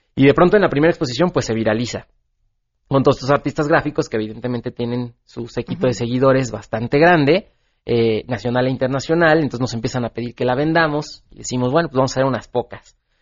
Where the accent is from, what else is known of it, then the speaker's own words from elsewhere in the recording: Mexico; como mexicano